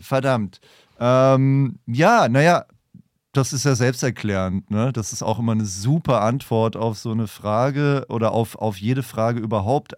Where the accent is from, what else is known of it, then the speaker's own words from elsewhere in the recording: a small town in northern Bavaria, Germany; moved away; Dafür bin ich zurück in meine Heimatstadt gefahren, ähm, kleines Städtchen im Norden Bayerns